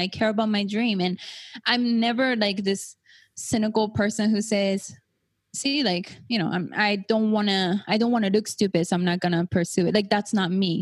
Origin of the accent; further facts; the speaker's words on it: Japan; now in United States; I was born and raised in Japan